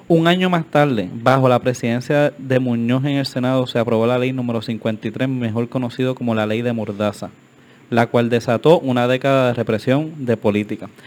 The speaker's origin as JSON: {"language": "Spanish", "town": "Carolina", "country": "Puerto Rico", "said": "soy pues, de Carolina y siempre vemos la estatua"}